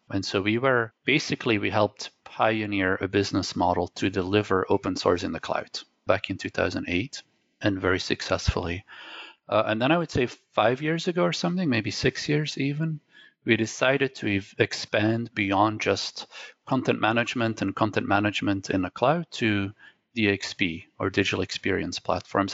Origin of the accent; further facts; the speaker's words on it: Belgium; first language Dutch; English is a second language; I was born in Belgium, as I mentioned, so my native language is Dutch, my second language is French, and actually my third language is English